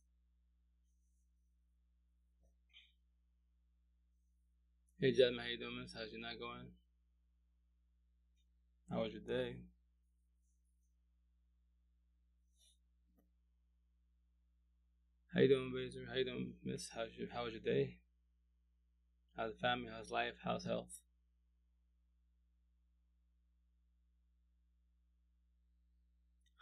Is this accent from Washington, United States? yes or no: yes; Yakima Valley, Washington, United States; I'm from Yakima Valley, but go to Seattle side to do the farmers market